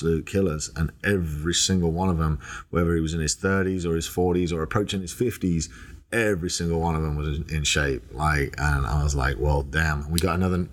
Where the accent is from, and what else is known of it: England, United Kingdom; now in United States